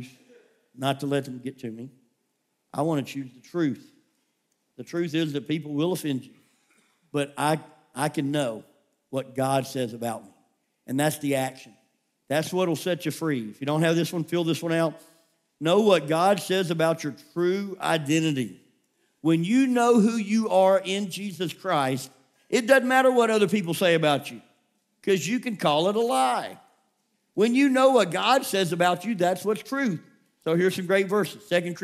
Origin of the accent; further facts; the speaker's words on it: Memphis, Tennessee, United States; also born or lived in California; I grew up in Memphis, Tennessee, and the neighborhood, it had its rough moments